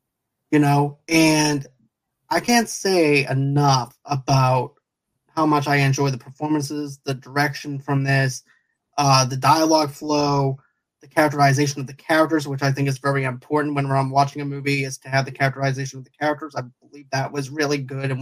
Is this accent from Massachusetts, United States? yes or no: yes; Boston, Massachusetts, United States; I'm actually from Boston